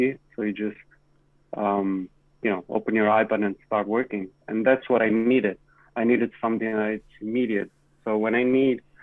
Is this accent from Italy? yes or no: yes; Italy; now in Toronto, Canada; But I'm from Italy, and that's where I'm going to travel in 2 weeks, going back for a year